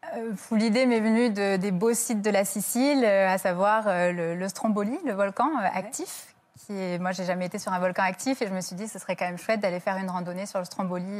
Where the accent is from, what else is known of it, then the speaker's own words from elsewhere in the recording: France; je suis française